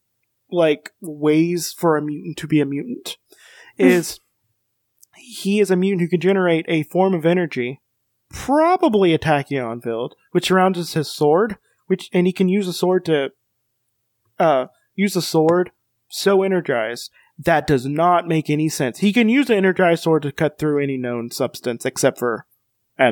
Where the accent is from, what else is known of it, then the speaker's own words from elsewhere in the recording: United States; I'm American.